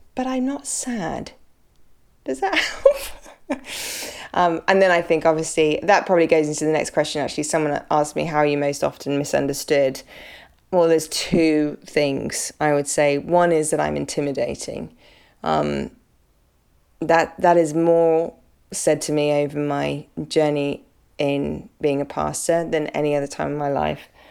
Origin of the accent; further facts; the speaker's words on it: United Kingdom; I'm British.